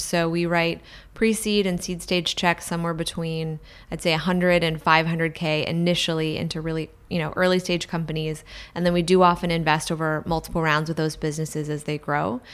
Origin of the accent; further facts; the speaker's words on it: Washington, District of Columbia, United States; now in San Francisco, United States; so I grew up in Washington, D C, um, a town that's really dominated by two industries, government and real estate